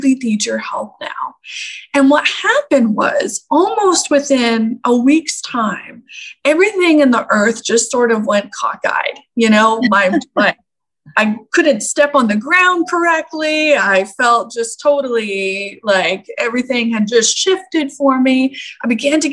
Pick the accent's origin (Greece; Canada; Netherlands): Canada; I grew up in Canada